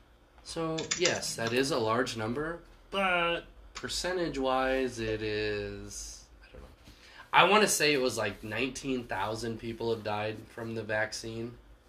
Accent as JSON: {"language": "English", "country": "Australia", "said": "I'm from Australia."}